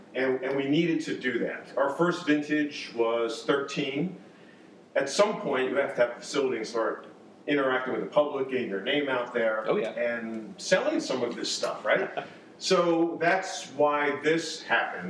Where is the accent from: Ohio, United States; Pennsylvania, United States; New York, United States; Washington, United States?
New York, United States; moved away as an adult; also born or lived in Boston; now in North Carolina, United States; I grew up in New York, lived in Boston for many years